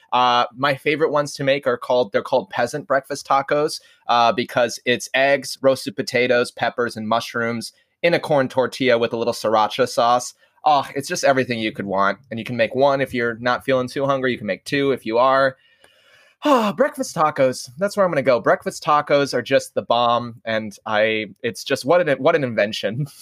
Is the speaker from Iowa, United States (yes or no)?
yes; Iowa, United States; we come from Iowa